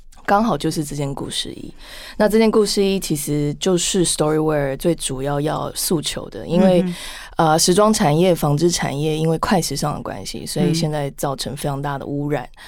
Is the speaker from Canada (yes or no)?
yes; Canada; moved away as an adult; also born or lived in United Kingdom; now in Taiwan; 我从小在加拿大长大，后来回国工作几年，后来再去读硕士